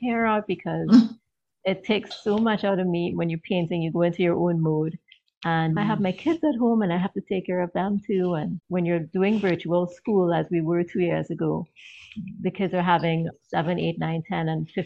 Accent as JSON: {"language": "English", "country": "Trinidad & Tobago", "moved": "as an adult", "lives_now": "Maryland, United States", "said": "I'm originally from Trinidad in the Caribbean. And I was married and I now live in the US in Maryland."}